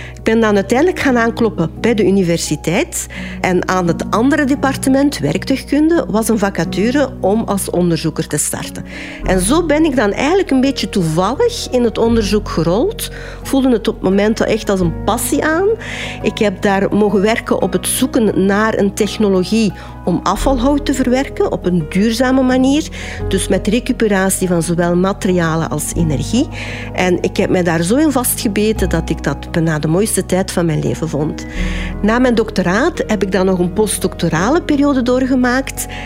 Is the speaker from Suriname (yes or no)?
no; Westerlo, Flanders, Belgium; Ik ben geboren en getogen in Zoerle-Parwijs, een deeldorp van Westerlo, wat men ook wel de groene parel der Kempen noemt.